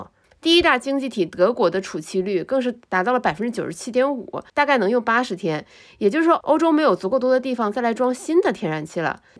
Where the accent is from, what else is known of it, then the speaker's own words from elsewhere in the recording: China; 而且是一个非常值得我们中国人骄傲的一些新闻